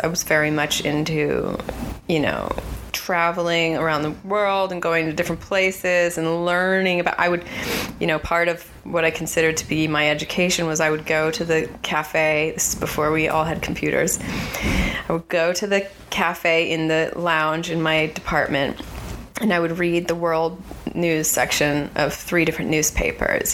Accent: California, United States; growing up in California

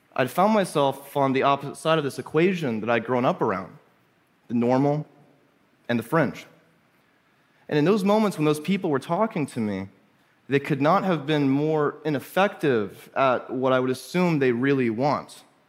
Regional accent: Little Rock, Arkansas, United States; I grew up in Arkansas, in Little Rock, where I was homeschooled on the outskirts of town

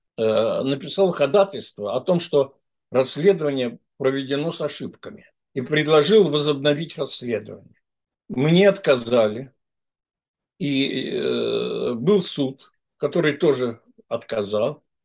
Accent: Saint Petersburg, Russia; also born or lived in Kirov; я все детство провел в школе, э, ну, с, э, провел в Питере. И это мой родной город, Санкт-Петербург

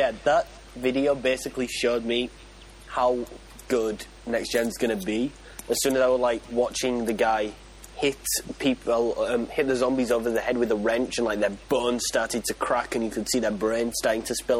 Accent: United Kingdom; Because we're British.

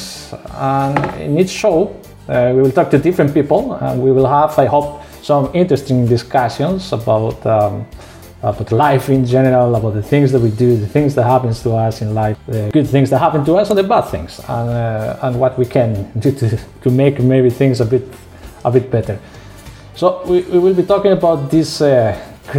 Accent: Basque Country, Spain; accent: Spanish; English is a second language; moved away as an adult; also born or lived in Crete, Greece; now in Heraklion, Greece; my accent I am Spanish. I come from the northern region of Spain called the Basque Country, and I have been living here in Crete for the last 4 years

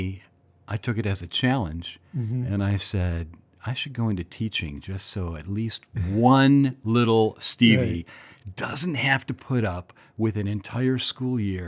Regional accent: Royal Oak, Michigan, United States; I grew up in Royal Oak, Michigan

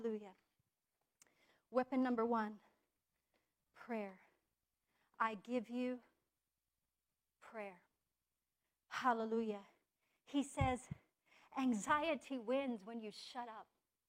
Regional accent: United States; I'm an American

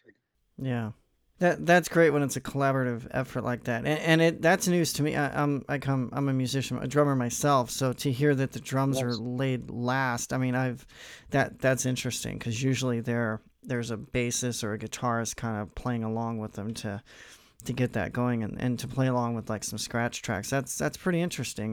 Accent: Missouri, United States; I'm I'm from Missouri

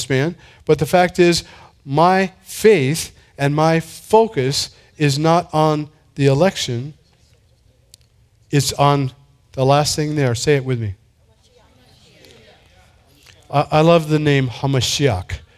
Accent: San Diego, California, United States; I'm from San Diego.

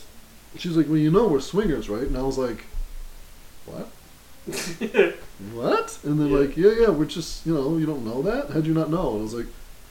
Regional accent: Labrador City, Newfoundland and Labrador, Canada; I was like, hey, I'm from Lab City. I live on Wabash. I'm living there right now. They're like, oh, cool. What are you, how old are you? And I was like, I'm 28

